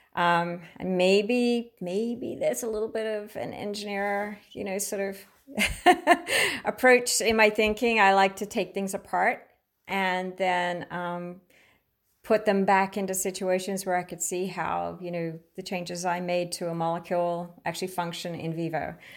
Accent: Queensland, Australia; moved away as an adult; now in United States; I grew up in Australia

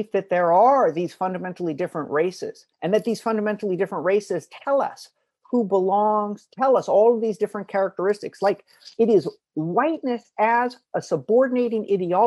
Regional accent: Hawaii, United States; moved away; also born or lived in Princeton; growing up in Hawaii, you know, sort of multiracial

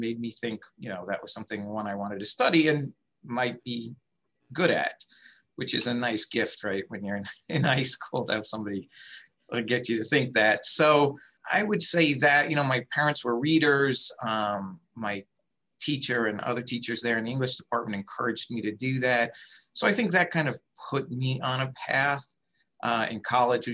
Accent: Long Island, New York, United States; also born or lived in Queens, New York; I was born in Queens. We moved out to the island. I really grew up on Long Island

